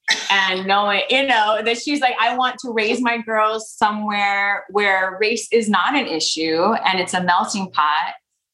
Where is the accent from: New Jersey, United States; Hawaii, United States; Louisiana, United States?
Hawaii, United States; Honolulu; I was born in Honolulu, Hawaii, 11 years after ….